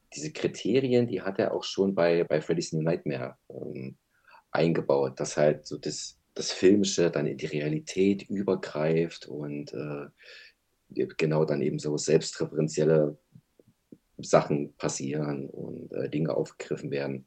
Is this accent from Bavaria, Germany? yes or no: no; Berlin, Germany; Ich bin auch aus Berlin